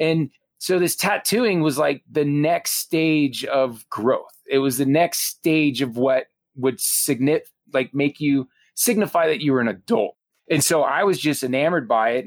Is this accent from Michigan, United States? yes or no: no; South Florida, United States; growing up in South Florida